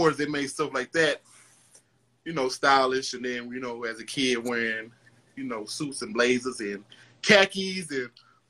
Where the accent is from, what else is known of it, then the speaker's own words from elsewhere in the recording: Detroit, Michigan, United States; also born or lived in New York; Well, I grew up in Detroit. I was born in New York, but I was raised here in Detroit.